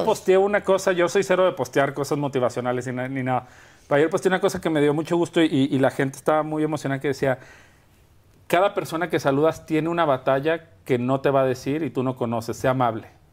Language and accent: Spanish; Guadalajara, Jalisco, Mexico; moved away as an adult; also born or lived in Culiacán / Mexico City; now in Madrid, Spain; yo nací en Guadalajara y viví toda mi vida en Guadalajara